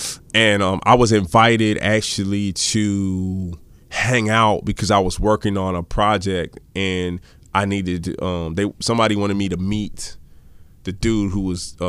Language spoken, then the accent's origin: English; Baltimore, Maryland, United States; also born or lived in Hawaii; now in San Diego, United States; I'm originally from Maryland, Baltimore.